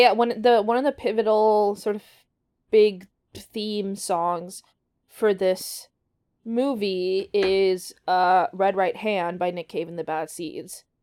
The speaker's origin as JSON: {"language": "English", "country": "Canada", "said": "We're also Canadian"}